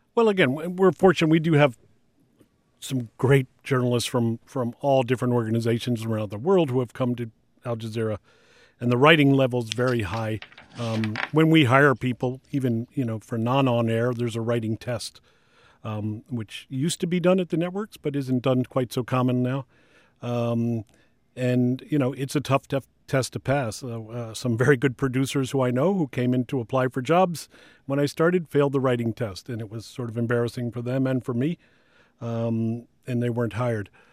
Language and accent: English; Washington, District of Columbia, United States; I was born and raised in Washington